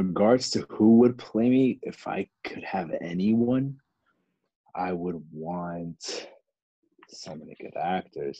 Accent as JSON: {"language": "English", "town": "Lorton", "region": "Virginia", "country": "United States", "tie": "born or raised there", "also_born_or_lived": "Alexandria, Virginia", "said": "Grew up in Northern Virginia, raised in different parts. Originally lived in parts of Alexandria"}